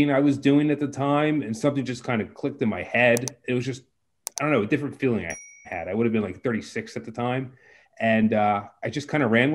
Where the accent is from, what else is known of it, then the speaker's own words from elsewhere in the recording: Maryland, United States; moved away as an adult; also born or lived in Baltimore, Maryland / Harrisburg, Pennsylvania; I'm from Maryland originally. I grew up there in the sticks